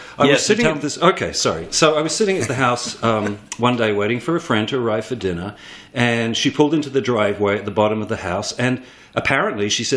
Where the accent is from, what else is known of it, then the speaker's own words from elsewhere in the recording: New Zealand; moved away as an adult; also born or lived in Sydney, Australia; now in New York City, United States; I'm a New Zealander. I'm from a farm town, unlikely as that seems.